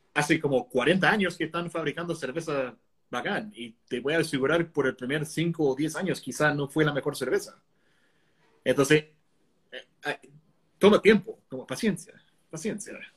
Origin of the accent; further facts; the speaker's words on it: Connecticut, United States; moved away as an adult; now in Chile; Es como en mi estado, por ejemplo, Connecticut, que es chiquitito, cuando yo me fui de Connecticut